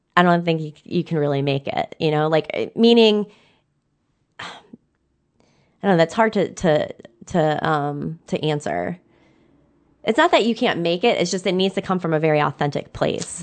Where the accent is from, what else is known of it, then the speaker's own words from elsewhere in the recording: Downriver, Michigan, United States; I'm from Down River and we have the river.